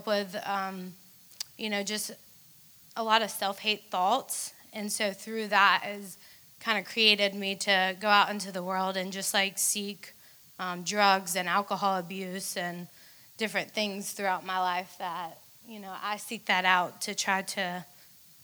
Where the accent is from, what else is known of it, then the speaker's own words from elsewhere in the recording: Atlanta, Georgia, United States; I'm from Atlanta